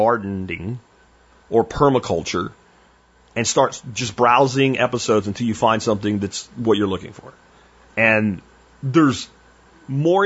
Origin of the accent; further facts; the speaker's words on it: Pennsylvania, United States; now in Texas, United States; where I grew up in Pennsylvania